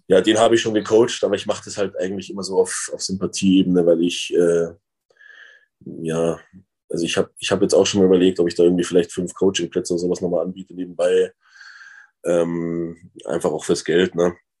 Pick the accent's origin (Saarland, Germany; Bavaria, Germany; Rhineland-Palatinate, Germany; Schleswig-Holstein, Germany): Bavaria, Germany; Freising; moved away as an adult; also born or lived in Cologne; now in Unna, Germany; ich komme eigentlich aus Bayern, aus Freising